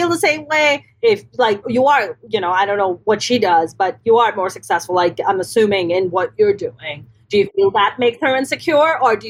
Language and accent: English; East Coast, United States; growing up on the East Coast, I grew up with four older brothers.